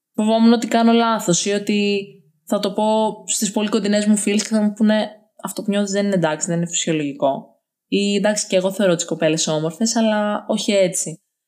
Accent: Larissa, Thessaly, Greece; Σήμερα είμαι 20 χρονών, μεγάλωσα στη Λάρισα

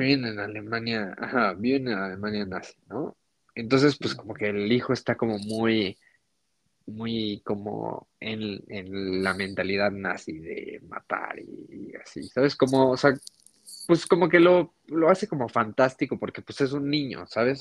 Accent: Mexico; nosotros que, no sé, vivimos en México

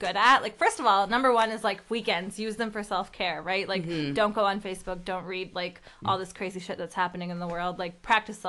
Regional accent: Detroit, Michigan, United States; first language Urdu; English is a second language; also born or lived in Pakistan; I came here when I was about like 3 months old. We were living in Detroit

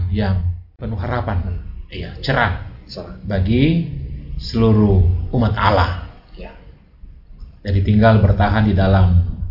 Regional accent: Indonesia; moved away; di kampung saya di Binanga

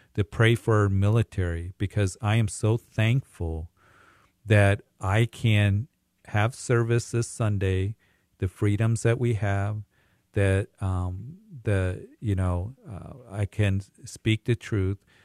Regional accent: Kansas, United States; I grew up in Kansas

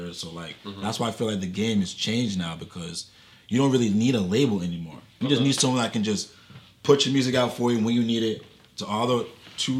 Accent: Framingham, Massachusetts, United States; I'm from Framingham

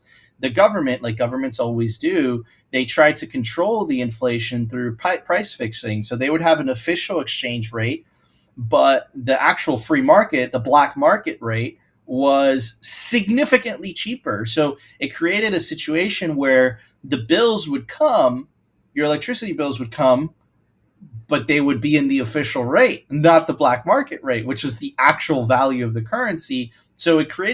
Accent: Venezuela; now in Miami, United States; I'm originally from Venezuela

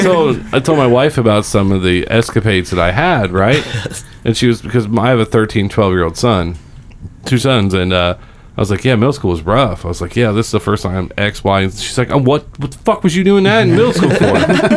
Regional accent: Seymour, Indiana, United States; I'm from Seymour

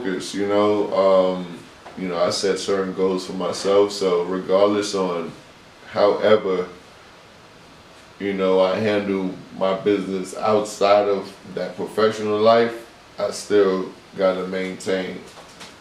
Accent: New York City, New York, United States; me growing up in New York City

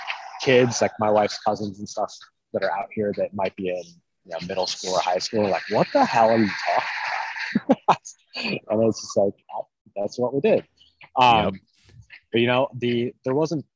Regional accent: Iowa, United States; now in Clark, United States; I'm originally from Iowa

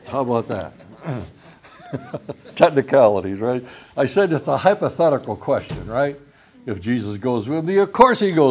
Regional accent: Michigan, United States; When I was growing up in Michigan, I went to a Christian school.

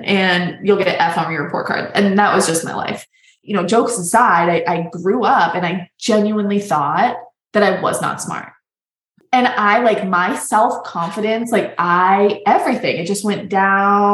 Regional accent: Boston, Massachusetts, United States; moved away as an adult; also born or lived in New York; now in New Mexico, United States; I'm from Boston

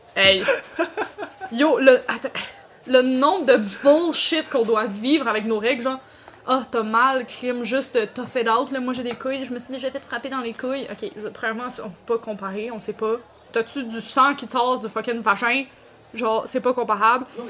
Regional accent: Quebec, Canada; accent: Québécois; chaque personne de ma famille a vraiment un moins gros accent québécois que moi

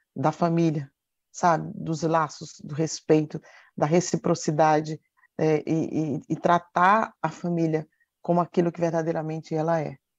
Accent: Campina Grande, Paraíba, Brazil; moved away; lá na minha terra, trabalhava, estudava e ajudava os meus pais

